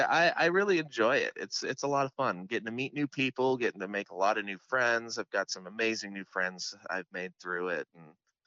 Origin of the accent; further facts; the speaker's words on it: Seattle, Washington, United States; I'm coming from Seattle myself. It's quite a change, quite a culture shock a little bit, but it's just as beautiful in a different way.